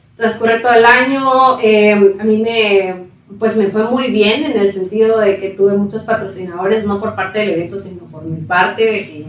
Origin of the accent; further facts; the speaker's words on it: Patulul, Suchitepéquez, Guatemala; moved away as an adult; also born or lived in Coatepeque, Quetzaltenango; now in Guatemala City, Guatemala; Crecí en Paturul, Suchitepeques